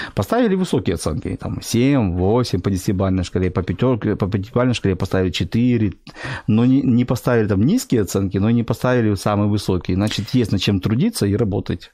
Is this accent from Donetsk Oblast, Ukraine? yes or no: no; Sevastopol, Crimea, Ukraine; moved away as an adult; also born or lived in Mykolaiv; now in Kyiv, Ukraine; Мой папа был военный, ага. поэтому уже в год я жил в Севастополе, и с года я до 35-36 лет я жил в Севастополе